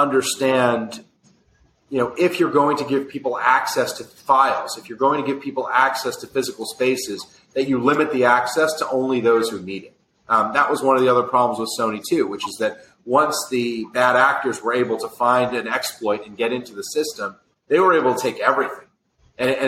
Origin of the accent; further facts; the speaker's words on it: New York, United States; I'm a New Yorker, so, you know, I'm through and through